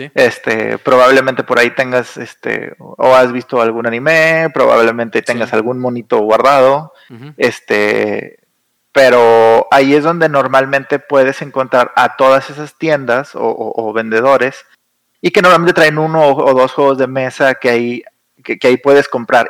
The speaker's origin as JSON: {"language": "Spanish", "town": "Saltillo", "region": "Coahuila", "country": "Mexico", "moved": "as an adult", "lives_now": "Monterrey, Mexico", "said": "yo soy de Saltillo, que está a una hora de Monterrey. Yo me vine a estudiar la carrera a Monterrey y aquí me quedé."}